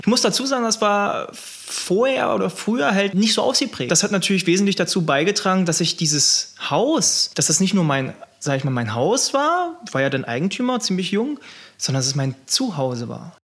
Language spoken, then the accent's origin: German; Wolfen, Saxony-Anhalt, Germany; now in Pöthen, Germany; ich komme ursprünglich aus äh, Wolfen bei Bitterfeld